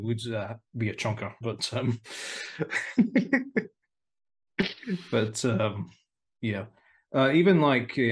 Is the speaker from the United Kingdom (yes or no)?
yes; Aberdeen, Scotland, United Kingdom; my hometown on a sunny day. Good old Aberdeen